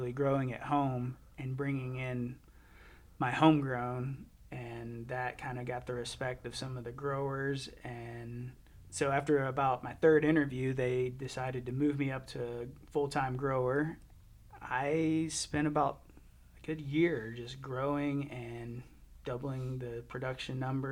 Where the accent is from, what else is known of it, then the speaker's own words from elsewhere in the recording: Birmingham, Alabama, United States; moved away as an adult; also born or lived in Auburn, Alabama; now in Colorado, United States; I'm from Birmingham, Alabama.